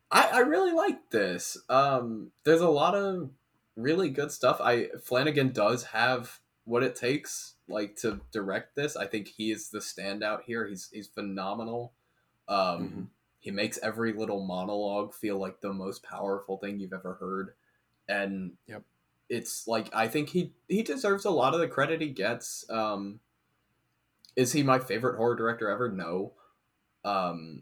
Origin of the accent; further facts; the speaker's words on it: Mobile, Alabama, United States; moved away; this was shot in my hometown